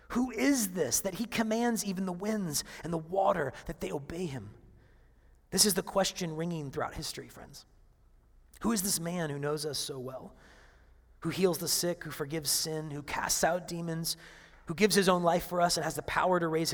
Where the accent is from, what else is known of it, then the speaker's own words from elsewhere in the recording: Seattle, Washington, United States; moved away; I come from Seattle